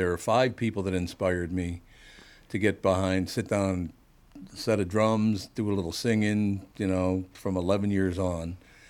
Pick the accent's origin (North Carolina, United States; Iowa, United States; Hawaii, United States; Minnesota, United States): Minnesota, United States; Minneapolis; growing up in North Minneapolis, went to St. Anne's for 7th and 8th grade.